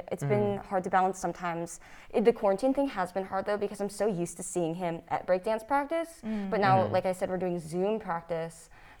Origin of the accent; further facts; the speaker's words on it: Fairfax, Virginia, United States; And I'm from Fairfax, also Nova.